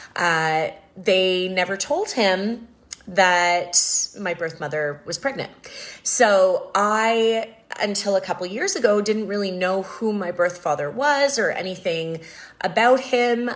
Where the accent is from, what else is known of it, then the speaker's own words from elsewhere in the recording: Canada; growing up in Canada